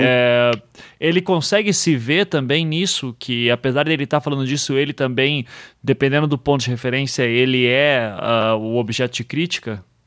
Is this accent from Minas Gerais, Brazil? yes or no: no; Curitiba, Paraná, Brazil; como curitibano